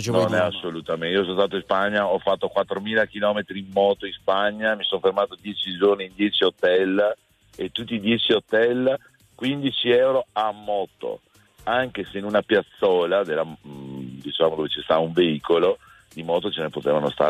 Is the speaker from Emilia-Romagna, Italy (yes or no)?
no; Veneto, Italy; now in Pistoia, Italy; Da Pistoia, anche se sono veneto trapiantato, extracomunitario.